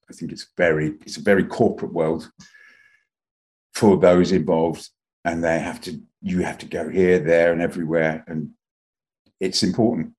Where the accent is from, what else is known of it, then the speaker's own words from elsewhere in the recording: Luton, East of England, United Kingdom; also born or lived in London; I grew up in Luton